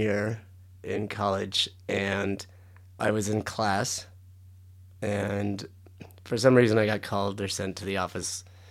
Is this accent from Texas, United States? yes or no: no; San Diego, California, United States; born there; I was born in San Diego.